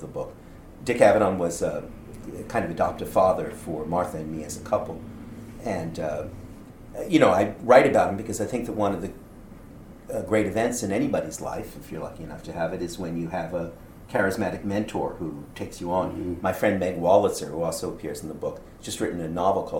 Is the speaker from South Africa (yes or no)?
no; Canada; I'm as Canadian